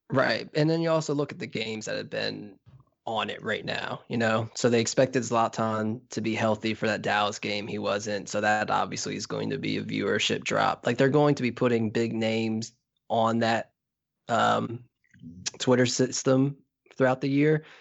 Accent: Trinidad & Tobago; as a Trinidadian

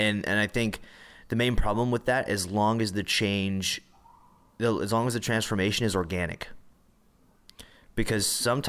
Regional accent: the South, United States; really hated my own culture, like the Southern culture, you know, I mean, I purposely got rid of my accent.

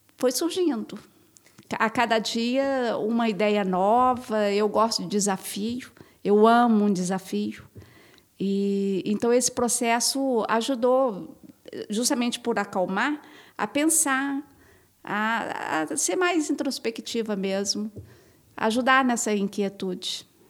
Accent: Brazil; enquanto brasileira

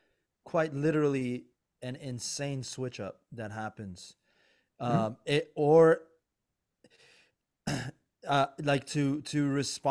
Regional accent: Safed, Northern District, Israel; also born or lived in Nazareth; I was born in Nazareth, because my mother went to Nazareth, to her parents' house, or grandfather's house, wherever they're called their home. She had me. And I was 9 days old when she came back to Safed to take me inside our home.

